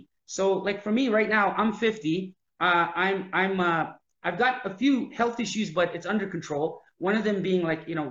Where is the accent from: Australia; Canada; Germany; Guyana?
Canada; I'm Canadian.